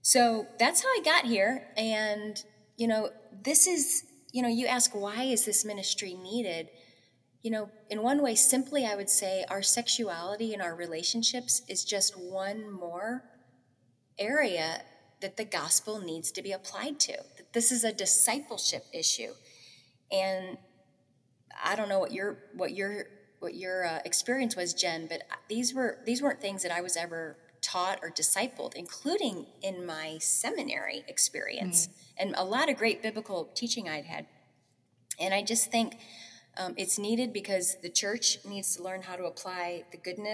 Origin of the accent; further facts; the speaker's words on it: St. Louis, Missouri, United States; I was on staff at a local church in my hometown of St. Louis in missions